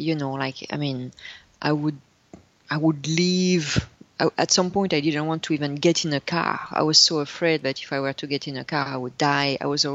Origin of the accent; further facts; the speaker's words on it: north of France, France; English is a second language; moved away; I was raised and born in France